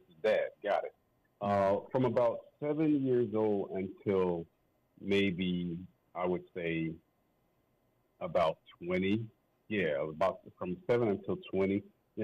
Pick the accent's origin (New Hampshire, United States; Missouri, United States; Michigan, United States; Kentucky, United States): Missouri, United States; St. Louis; also born or lived in East Coast; I grew up in the Midwest. Spent some time out on the East Coast as well, but I spent most of my time in the St. Louis, Missouri area